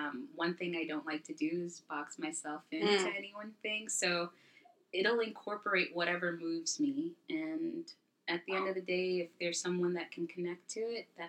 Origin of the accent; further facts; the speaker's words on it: Brooklyn, New York, United States; born there; Also, I was born in Brooklyn, even though I've been raised in other countries. I always come back to Brooklyn.